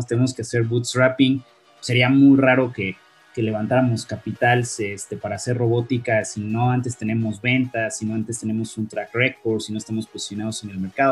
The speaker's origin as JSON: {"language": "Spanish", "country": "Mexico", "said": "los mismos ingenieros mexicanos, no es algo que nos orgullezca, pero nuestro salario es mucho menor"}